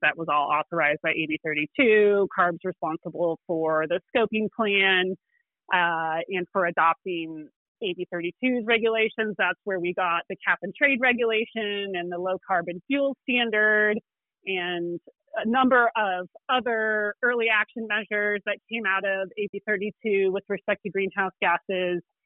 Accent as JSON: {"language": "English", "region": "Illinois", "country": "United States", "tie": "born or raised there", "moved": "as an adult", "lives_now": "California, United States", "said": "I am not a native Californian. I, I've been here for 20 years, but I grew up in Illinois"}